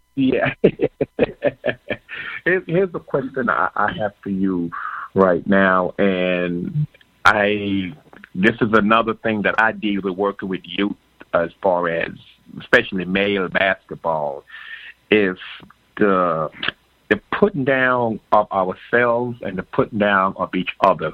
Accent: Jamaica; I was born in Jamaica

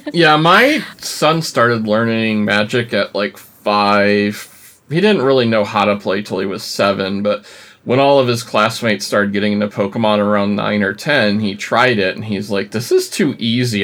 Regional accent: upstate New York, United States; I grew up in upstate New York too

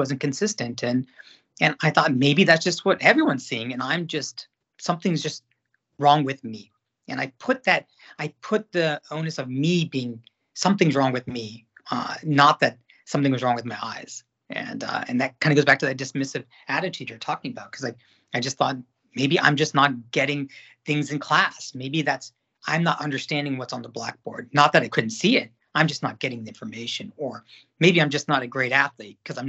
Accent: Cary, North Carolina, United States; moved away as an adult; also born or lived in Bangalore, India / New York City / Africa / Washington, D.C.; I started off in a town, a suburb of Raleigh, North Carolina, called Cary, North Carolina, where I'm born and raised

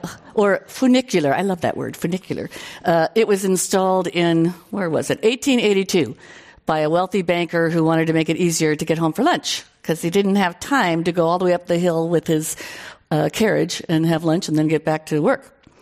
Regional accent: Dubuque, Iowa, United States; now in San Francisco, United States; But my hometown of Dubuque, Iowa, proudly calls itself Little San Francisco. Unlike the rest of Iowa, it's very hilly. It's on the water, the Mississippi River, and it has Victorian houses and a gorgeous Eagle Point Park

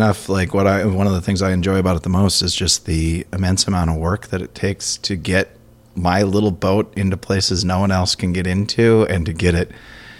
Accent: Minnesota, United States; growing up in Minnesota

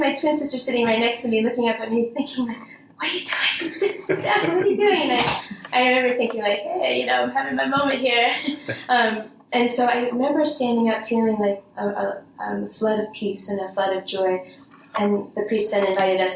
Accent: Bergen County, New Jersey, United States; I grew up in Bergen County in New Jersey

